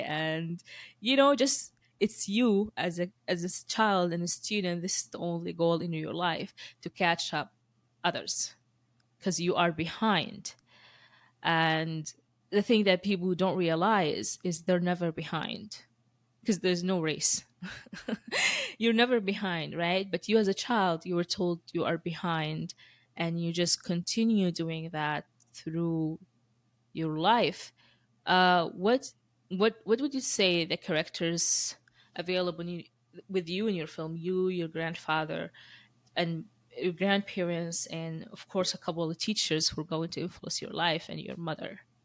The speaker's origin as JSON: {"language": "English", "country": "Sudan", "tie": "born or raised there", "also_born_or_lived": "Moscow / Dubai", "moved": "yes", "said": "I went to sc-, schooling in, in Sudan, and then I left to Dubai"}